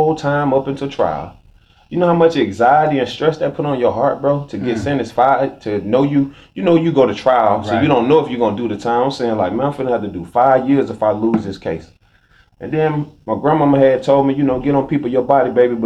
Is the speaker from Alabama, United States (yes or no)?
yes; Alexander City, Alabama, United States; now in California, United States; I grew up in a neighborhood called Lincoln Heights from Alexander City, Alabama